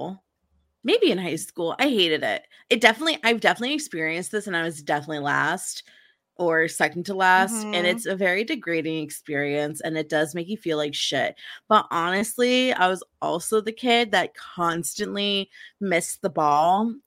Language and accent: English; New Jersey, United States; I'm from New Jersey